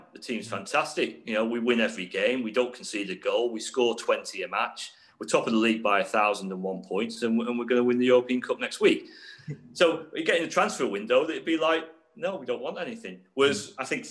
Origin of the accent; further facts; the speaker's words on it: Ormskirk, North West England, United Kingdom; now in Derby, United Kingdom; I was born just outside Liverpool in a place called Ormskirk.